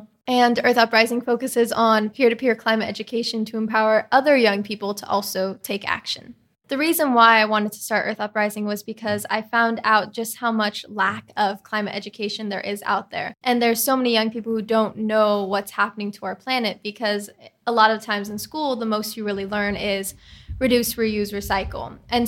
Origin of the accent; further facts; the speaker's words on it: California, United States; now in New York City, United States; I'm a 16-year-old climate activist, and I'm from New York City.